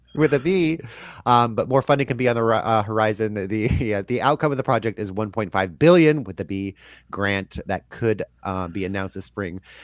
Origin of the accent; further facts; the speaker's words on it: California, United States; moved away as an adult; now in Portland, United States; I'm from California